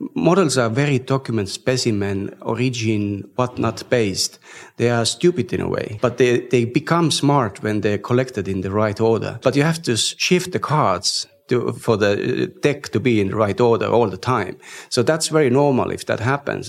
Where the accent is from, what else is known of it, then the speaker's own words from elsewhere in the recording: Estonia; we come from Estonia, which is digitally very advanced